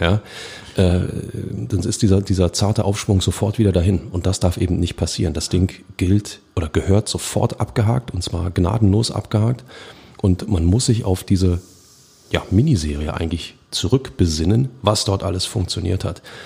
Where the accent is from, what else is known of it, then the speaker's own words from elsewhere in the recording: Berlin, Germany; als Berliner